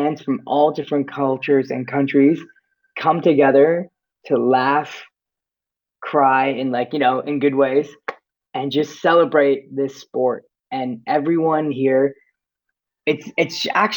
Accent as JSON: {"language": "English", "town": "Oshawa", "region": "Ontario", "country": "Canada", "tie": "born or raised there", "said": "my high school talent show in Oshawa"}